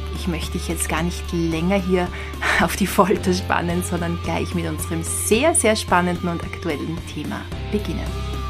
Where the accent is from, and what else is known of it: Austria